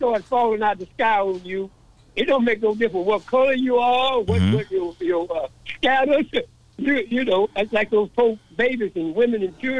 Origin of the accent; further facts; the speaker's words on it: Dallas, Texas, United States; I was born and raised in Dallas, Texas, in the 40s.